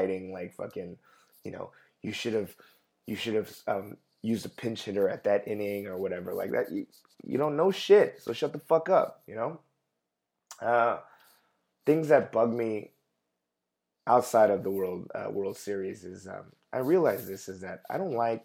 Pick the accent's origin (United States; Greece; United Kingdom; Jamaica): United States; Los Angeles, California; growing up in East LA when all the Mexican kids would call me chinito, chinito